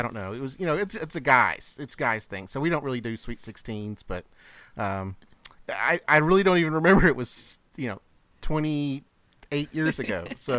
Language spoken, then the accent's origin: English; Texas, United States; Yeah, and I grew up in Texas, so you also had the quinceañeras.